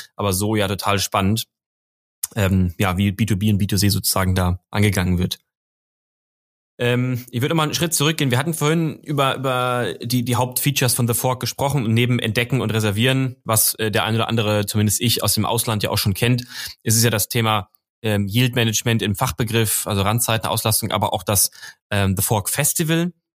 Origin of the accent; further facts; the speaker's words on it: Marburg, Hesse, Germany; moved away; ich bin ja gebürtiger Hesse, zwar jetzt nicht aus Frankfurt, sondern aus Marburg, ein bisschen weiter nördlich